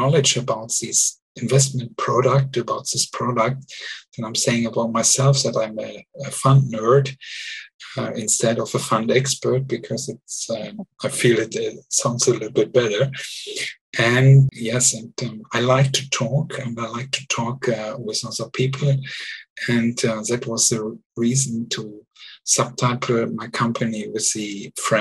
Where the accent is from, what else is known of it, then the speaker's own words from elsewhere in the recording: Germany; English is a second language; moved away as an adult; also born or lived in Luxembourg / Switzerland; now in Zurich, Switzerland; I'm original from Germany